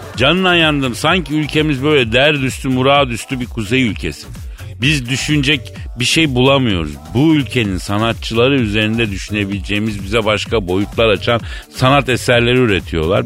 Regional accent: Turkey; Ben Türk'üm

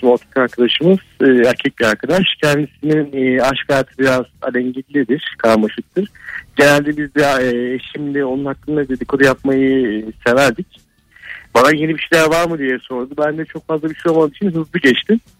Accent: Avcılar, Istanbul, Turkey; Yo ben avcılarda büyüdüm. Avcılar bilir.

